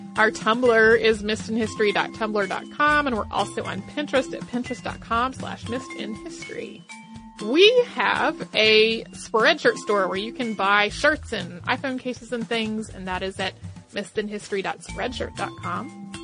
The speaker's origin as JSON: {"language": "English", "town": "Bronx", "region": "New York", "country": "United States", "said": "I am a Latina from the Bronx, New York, and I have a great topic you ladies can talk about, the Young Lords."}